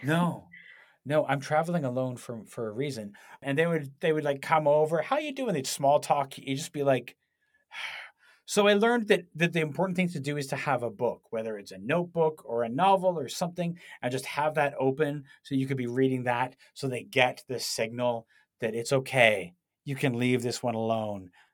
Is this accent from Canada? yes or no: yes; Canada; I was from Canada